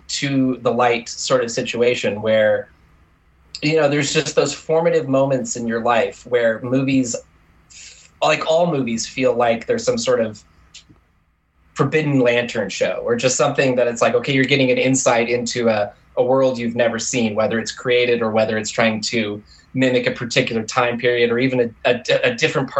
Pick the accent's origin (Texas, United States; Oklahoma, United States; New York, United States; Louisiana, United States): Oklahoma, United States; Tulsa; I was born in Tulsa, Oklahoma